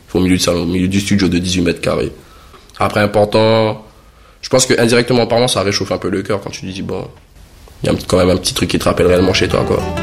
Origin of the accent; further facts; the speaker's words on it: French Guiana; moved away as an adult; now in Montpellier, France; La Guyane, c'est bien, bon, ça reste mon pays natal.